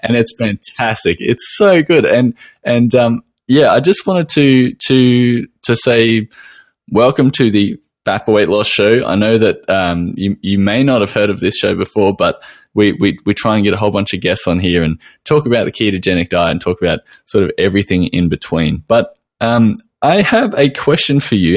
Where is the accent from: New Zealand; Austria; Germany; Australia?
Australia